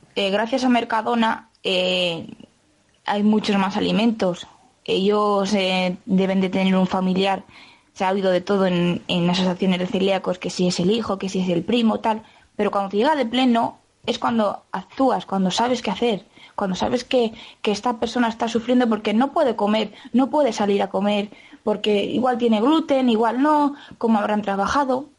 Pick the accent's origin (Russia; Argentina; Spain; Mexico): Spain; Quintanilla del Agua, Castile and León; soy de Quintanilla del Agua.